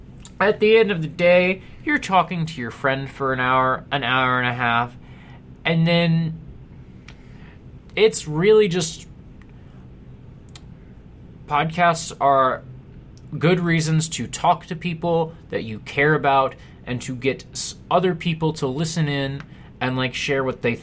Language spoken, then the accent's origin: English; Kansas, United States; also born or lived in Missouri; I am from Kansas and Missouri, and the Chiefs are my team